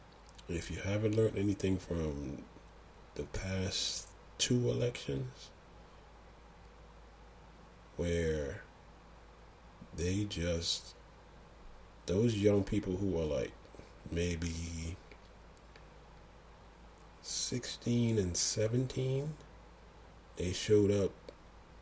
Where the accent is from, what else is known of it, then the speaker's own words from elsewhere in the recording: U.S. Virgin Islands; I am from the Virgin Islands